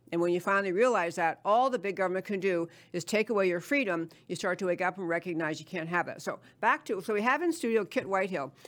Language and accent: English; New York, United States; moved away; I grew up in New York